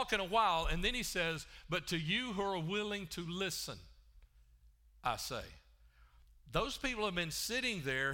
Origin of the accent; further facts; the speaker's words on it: Alabama, United States; also born or lived in Chicago; I'm from Alabama